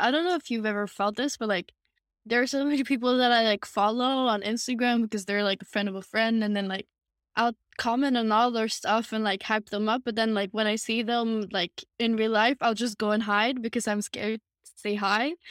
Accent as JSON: {"language": "English", "country": "Sweden", "tie": "born or raised there", "said": "Sweden. I'm, uh, born and raised here, still living here"}